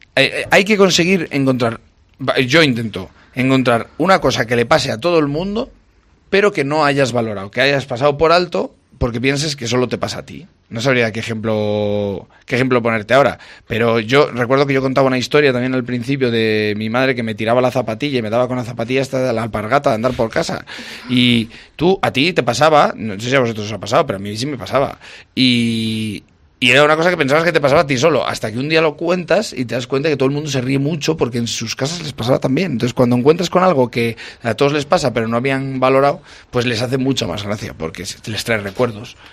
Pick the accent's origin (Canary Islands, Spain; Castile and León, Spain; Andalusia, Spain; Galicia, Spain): Castile and León, Spain; a village in Valladolid; moved away; soy de un pueblo de Valladolid